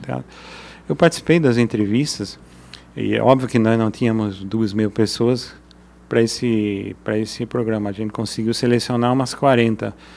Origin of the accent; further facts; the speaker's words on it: Brazil; also born or lived in Germany; A gente como brasileiro